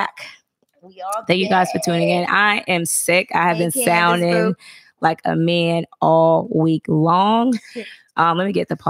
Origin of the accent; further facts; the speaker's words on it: Boston, Massachusetts, United States; I grew up in Boston and, you know, that's far away from Alabama.